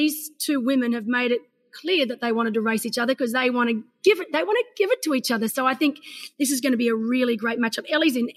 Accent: Australia; I'm an Aussie

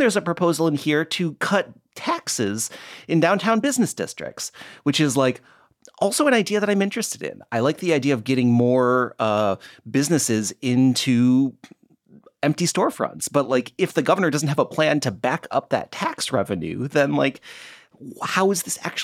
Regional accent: Midwest, United States; also born or lived in Toledo, Ohio; now in Portland, United States; I grew up in the Midwest and I spent a fair amount of time in Toledo, Ohio

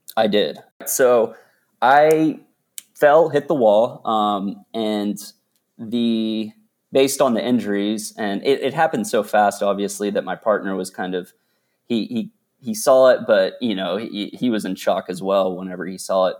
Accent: Dallas, Texas, United States; also born or lived in Austin, Texas; I was born and raised in Dallas, Texas

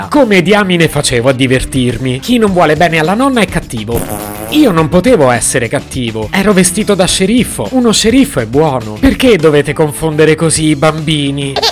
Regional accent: Italy; born there; Non è neanche del tutto vero perché sono nato in Italia ma non mi piace il carnevale.

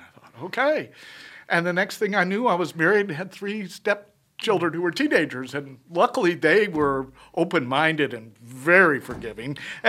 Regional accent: St. Louis, Missouri, United States; born there; I was born in St. Louis.

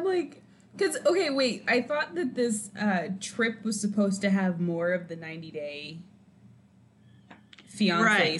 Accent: California, United States; I'm from California

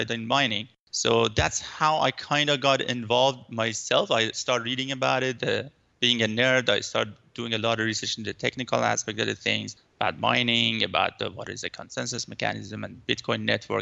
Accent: Iran; now in Vancouver, Canada; I'm living in Vancouver, but I'm originally from Iran.

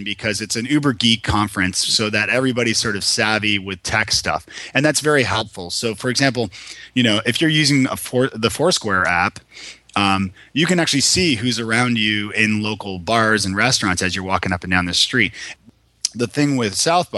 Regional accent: Toronto, Ontario, Canada; moved away as an adult; now in Nashville, United States; I'm from Toronto originally

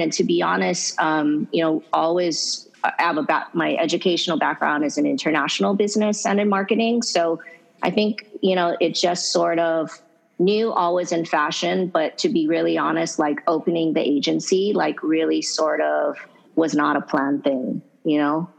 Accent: Hawaii, United States; I'm um, so so lucky and fortunate to be born and raised in Hawaii

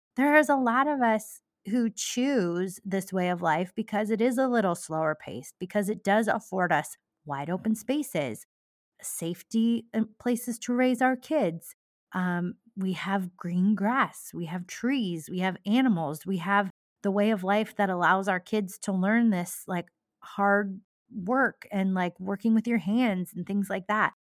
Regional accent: Cascade, Iowa, United States; my hometown of Cascade

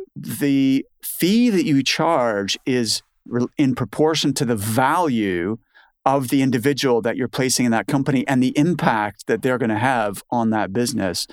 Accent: Canada; moved away as an adult; now in United Kingdom; I'm Canadian

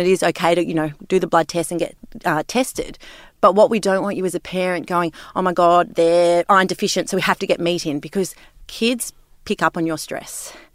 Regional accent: Sydney, New South Wales, Australia; growing up in Sydney

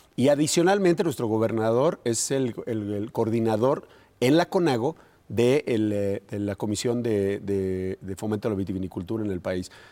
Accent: Guanajuato, Mexico; todos los guanajuatenses

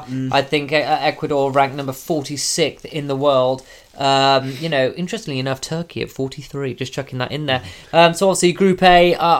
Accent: England, United Kingdom; Just because we're English

